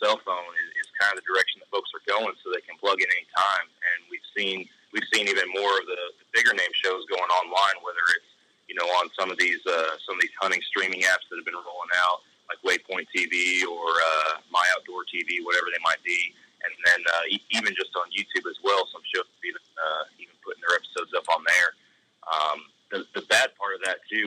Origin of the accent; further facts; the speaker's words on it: Texas, United States; I'm from Texas